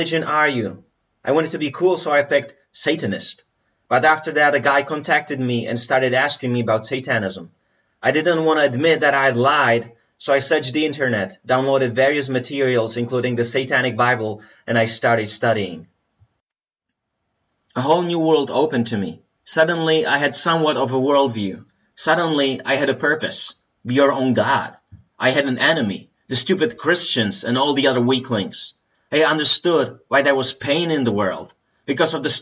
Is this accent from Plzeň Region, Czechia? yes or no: yes; Plzeň, Plzeň Region, Czechia; I was born in Plzeň in the Czech Republic in February 1990